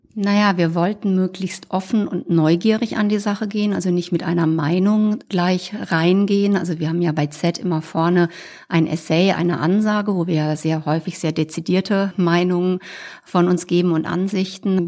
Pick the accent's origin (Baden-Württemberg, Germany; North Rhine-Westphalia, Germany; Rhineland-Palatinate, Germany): Rhineland-Palatinate, Germany; moved away; Ich reise in die Pfalz, wo ich herkomme